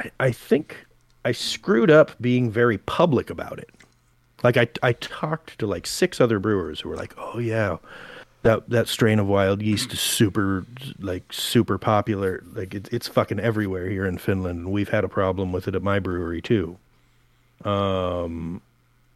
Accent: Portland, United States; moved away as an adult; I'm from Portland

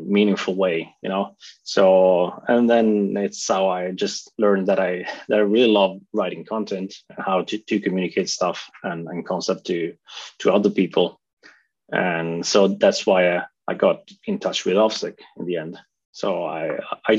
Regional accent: Italy; moved away as an adult; now in Norway; I'm originally from Italy. I moved to Norway about 10 years ago.

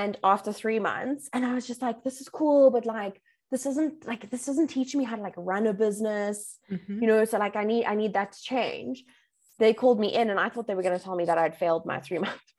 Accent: Bedfordview, Gauteng, South Africa; I'm from Bedford View, right? So it's like gangster's paradise.

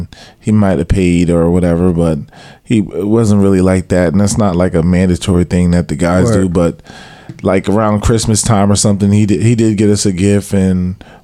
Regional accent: New Jersey, United States; moved away as an adult; also born or lived in San Diego; I'm from New Jersey. Went to Pembroke Township High School

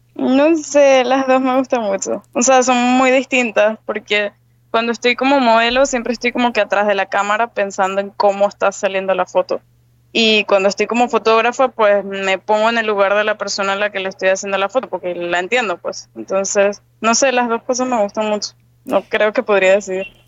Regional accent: Venezuela; moved away as an adult; also born or lived in Spain; now in Panama; yo soy venezolana

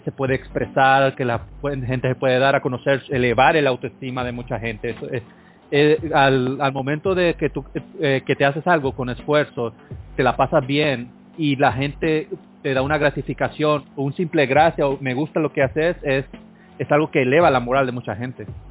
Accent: Honduras; soy de Honduras

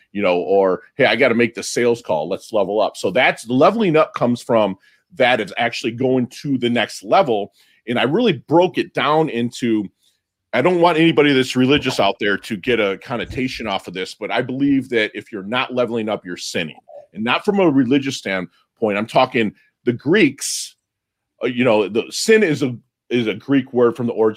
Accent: Philippines; I was born in the Philippines in 1972, and my father was American

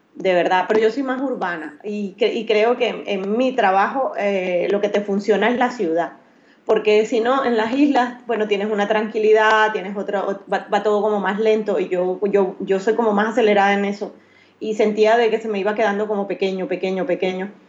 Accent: Maracaibo, Zulia, Venezuela; moved away as an adult; also born or lived in Curaçao; now in Barcelona, Spain; Soy maracucha, soy de Maracaibo

